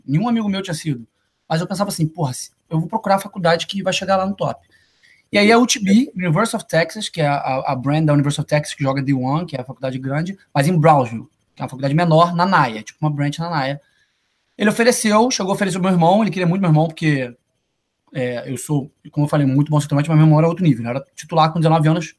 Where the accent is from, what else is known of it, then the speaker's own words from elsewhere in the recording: Niterói, Rio de Janeiro, Brazil; moved away as an adult; also born or lived in Kentucky; Sou do estado do Rio de Janeiro, sou de Niterói. Nasci criado em Niterói até os 24 anos